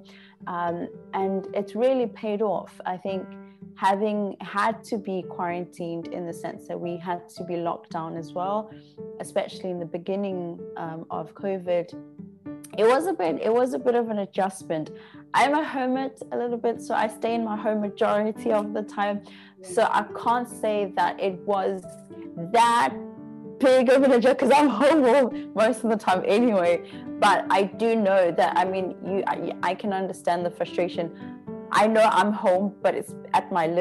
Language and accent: English; Pietermaritzburg, KwaZulu-Natal, South Africa; moved away as an adult; also born or lived in Canada; now in China; I was growing up in 2 different households in Peter Maritzburg. And then I went to high school in Maritzburg